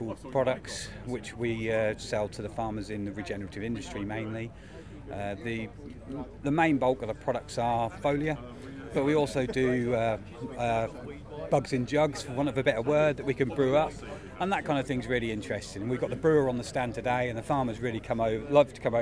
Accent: Norfolk, East of England, United Kingdom; I'm from Norfolk

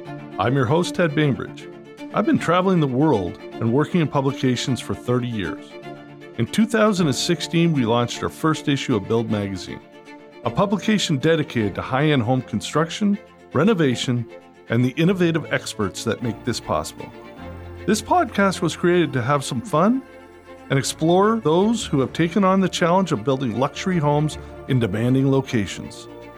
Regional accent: Canada; now in United States; I'm all about the American dream because we immigrated from Canada.

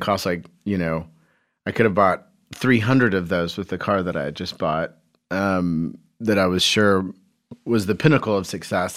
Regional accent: Carmel, Indiana, United States; I grew up in Carmel, Indiana

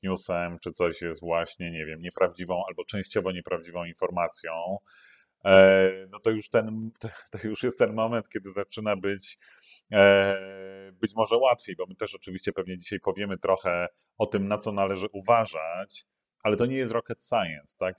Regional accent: Poland; moje dzieciństwo PRL-owskie było pełne

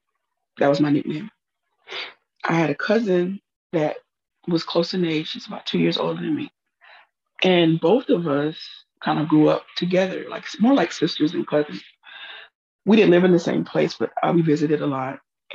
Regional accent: Huntsville, Texas, United States; also born or lived in Fort Worth; I was born in Fort Worth, Texas, but we soon moved to Huntsville, Texas, where my father was assigned to a parish in the AME Church, African Methodist Episcopal Church in Huntsville. And we lived there as I was a child.

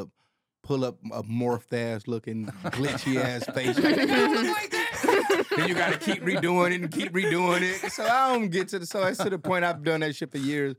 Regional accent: Detroit, Michigan, United States; now in Austin, United States; I'm from Detroit

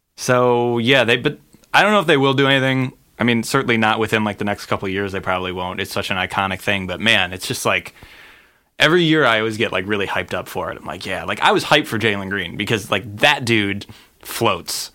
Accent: Cleveland, Ohio, United States; now in Los Angeles, United States; my hometown of Cleveland, Ohio

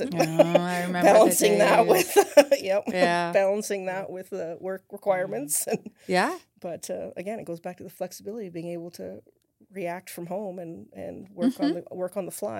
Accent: Saskatchewan, Canada; moved away as an adult; now in United States; I'm from Canada originally.

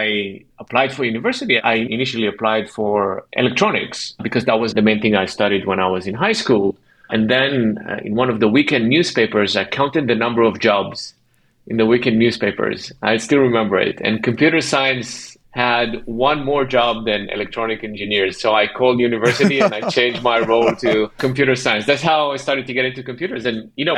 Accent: Ashdod, Southern District, Israel; moved away; I'm from Israel originally, and I grew up in a city called Ashdod

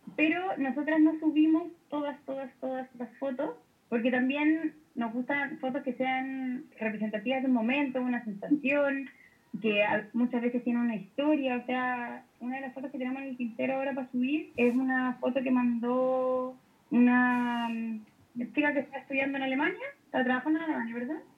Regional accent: Talca, Maule, Chile; moved away; Yo vengo de Talca, papá viene viene del campo

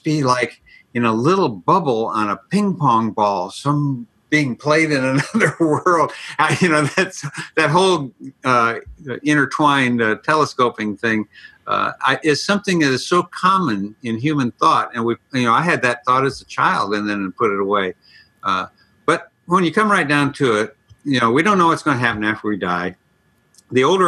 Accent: Elgin, Illinois, United States; also born or lived in Ireland; now in San Diego, United States; Just outside of Chicago, Elgin, Illinois

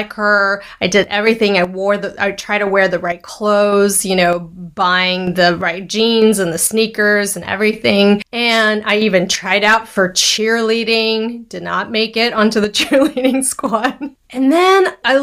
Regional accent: Taipei, Taiwan; I'm Taiwanese. I was born in Taiwan, Taipei, Taiwan

